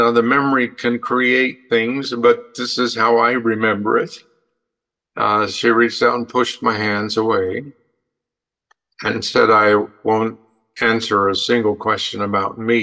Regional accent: Western Colorado, United States; also born or lived in El Paso, Texas; I grew up in Western Colorado

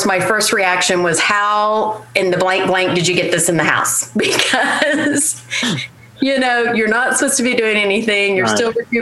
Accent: Tulsa, Oklahoma, United States; also born or lived in Wichita, Kansas / Broken Arrow, Oklahoma / Jenks, Oklahoma; I was born in Wichita, Kansas, but moved here when I was 5. And so I pretty much consider myself a Tulsan

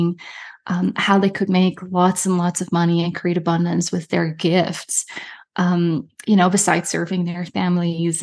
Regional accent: Netherlands; moved away as an adult; also born or lived in Germany; now in Canada; was born and raised in Europe. I'm from Holland.

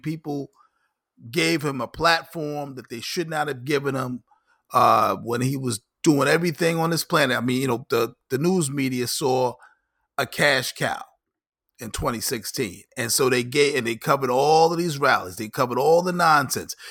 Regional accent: New York, United States; I'm a New Yorker.

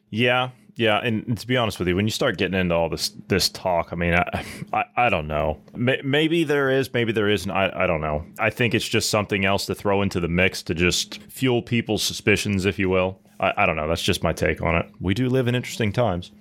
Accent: Ohio, United States; my home state of Ohio

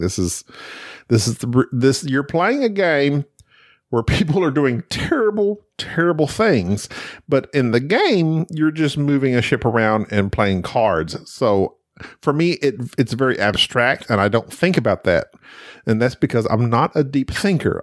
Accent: United States; growing up in America, when I grew up in school

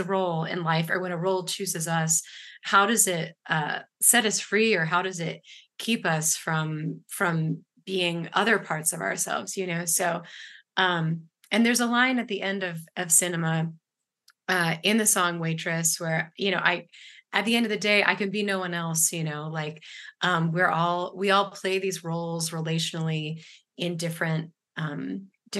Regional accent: Ashland, Virginia, United States; now in Durham, United States; I grew up in Ashland, Virginia

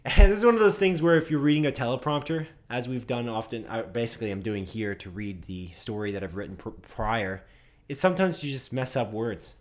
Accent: Canada; we're Canadian.

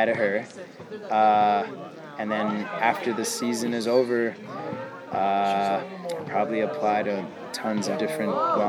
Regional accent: San Bernardino, California, United States; San Bernardino, California.

